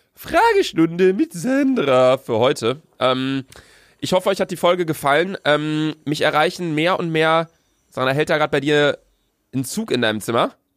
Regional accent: Bielefeld, North Rhine-Westphalia, Germany; wir kommen aus Bielefeld

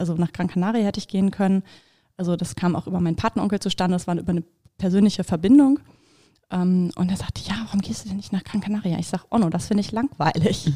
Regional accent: Bremen, Germany; ich bin halt in Bremen geboren und aufgewachsen

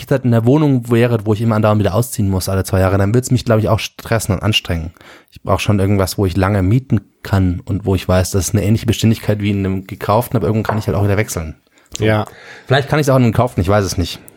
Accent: Germany; ist Heimat nicht, ich bin Deutscher

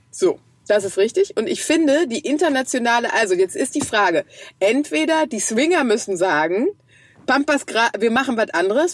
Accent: Krefeld, North Rhine-Westphalia, Germany; Bei uns in Krefeld

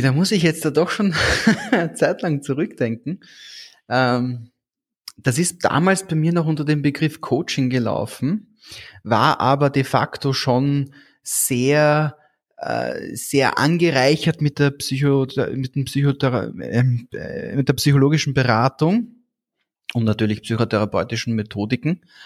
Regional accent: Austria; bei uns in Österreich

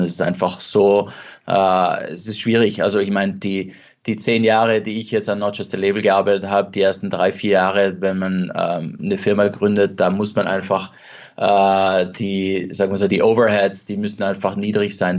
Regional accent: South Tyrol, Trentino-Alto Adige, Italy; also born or lived in Venice / Vienna / London; now in Los Angeles, United States; dort, wo ich aufgewachsen bin, also jetzt Südtirol

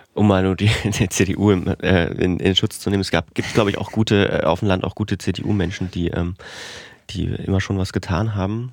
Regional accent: Thuringia, Germany; bei uns in Thüringen

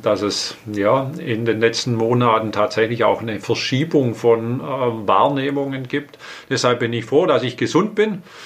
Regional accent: Inneringen, Baden-Württemberg, Germany; now in Herrenberg, Germany; Ich bin aufgewachsen in einem kleinen Ort, Inneringen, äh, liegt im Landkreis Sigmaringen auf der Schwäbischen mhm. Alb

